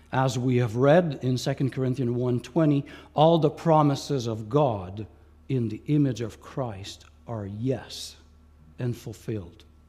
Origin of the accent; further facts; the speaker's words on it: Quebec, Canada; first language Franglish (French and English); also born or lived in Ontario; I was born in Ontario, but grew up in Quebec